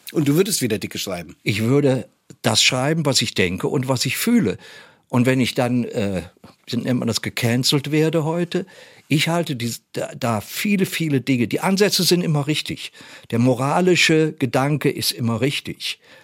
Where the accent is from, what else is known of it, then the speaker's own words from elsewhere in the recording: Germany; wir als Deutsche mit unserer Geschichte